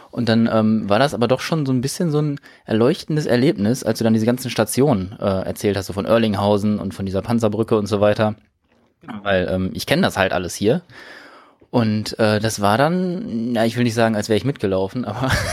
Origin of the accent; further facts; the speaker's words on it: Detmold, North Rhine-Westphalia, Germany; now in Bielefeld, Germany; ich bin äh, gebürtiger Detmolder